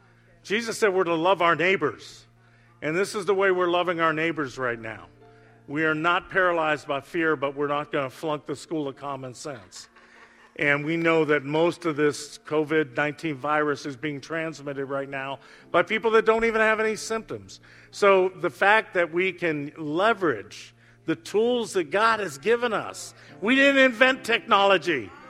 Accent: Youngstown, Ohio, United States; Youngstown, my hometown.

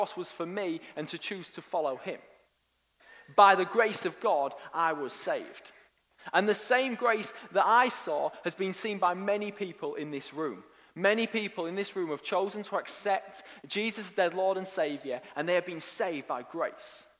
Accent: Hull, Yorkshire and the Humber, United Kingdom; born or raised there; also born or lived in York / Nottingham

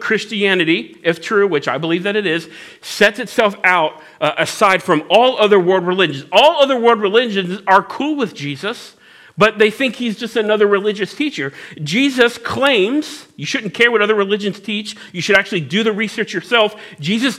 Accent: Cincinnati, Ohio, United States; I'm from Cincinnati, so I say steal other people's prayers.

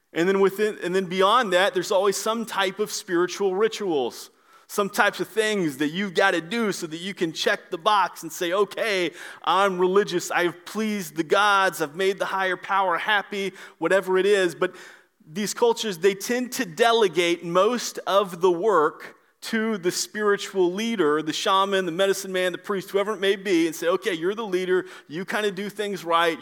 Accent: Orlando, Florida, United States; moved away; I'm from the Orlando area and I know Florida a little bit

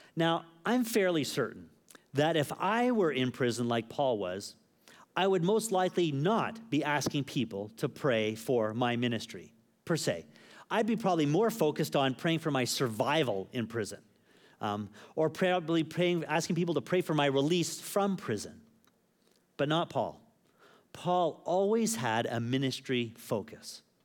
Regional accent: Canada; moved away; also born or lived in Phuket; someone who's a Canadian

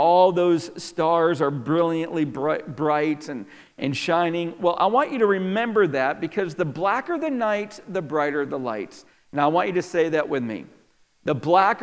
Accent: DeRuyter, New York, United States; moved away; I grew up outside of Syracuse, New York, in a very little town called DeRuyter, New York.

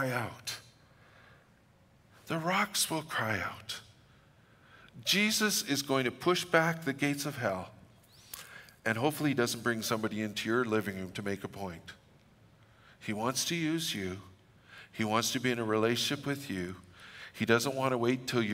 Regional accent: Fort St. John, British Columbia, Canada; I'm from Fort St. John, so we're just blunt, we're just abrupt

